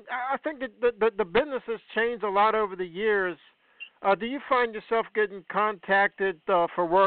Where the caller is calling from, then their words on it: United States; Yeah, near Washington D.C.